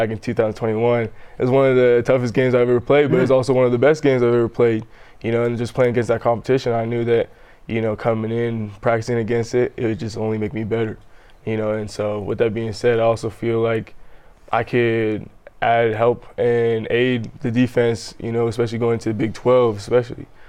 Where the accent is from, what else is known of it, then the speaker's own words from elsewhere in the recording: Southern Alberta, Canada; moved away as an adult; now in Provo, United States; I grew up in Southern Alberta, up in Canada.